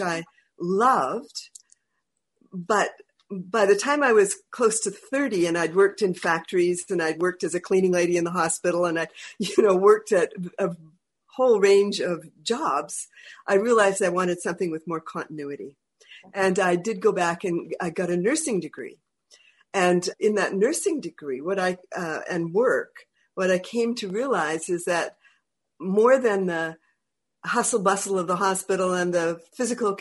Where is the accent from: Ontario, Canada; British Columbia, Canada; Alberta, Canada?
British Columbia, Canada; Northern Vancouver Island; moved away; the North Island connection, Kwatsino area. And I loved it up there. I loved growing up in the mountains and the woods